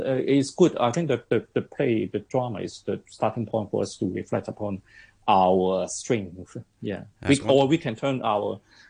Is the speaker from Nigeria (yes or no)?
no; Hong Kong; we, as a Hong Konger